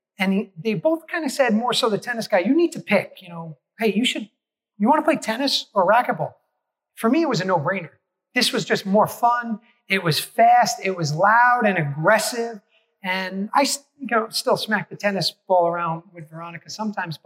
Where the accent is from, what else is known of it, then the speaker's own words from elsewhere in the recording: New York City, New York, United States; I grew up in New York City